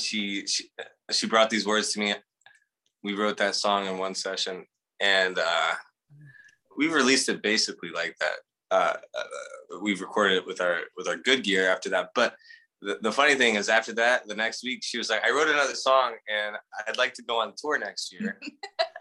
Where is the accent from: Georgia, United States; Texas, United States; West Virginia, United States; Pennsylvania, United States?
Georgia, United States; Dahlonega; now in Los Angeles, United States; I come from the Appalachian Mountains, Dahlonega, Georgia